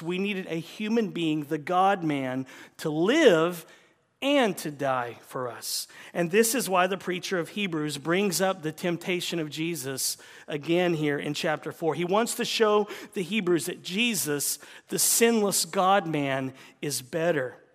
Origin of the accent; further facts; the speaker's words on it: the South, United States; moved away; I'm from the South